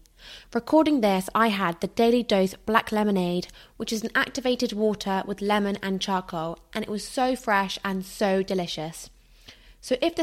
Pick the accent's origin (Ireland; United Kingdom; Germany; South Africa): United Kingdom; Somerset, South West England; now in London, United Kingdom; I'm from Somerset, my family are all in Somerset